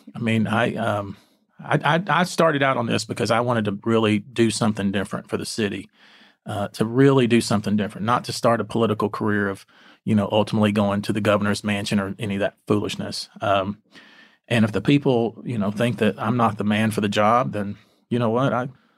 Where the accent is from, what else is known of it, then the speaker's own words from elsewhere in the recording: Texas, United States; Bayou, yeah, of course. I am a Texan, you know.